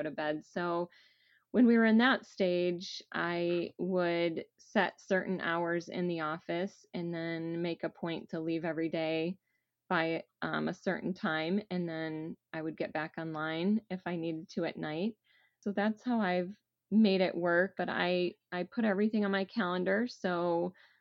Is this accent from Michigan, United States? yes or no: yes; Southwest Michigan, United States; moved away as an adult; now in Columbus, United States; I grew up in Southwest Michigan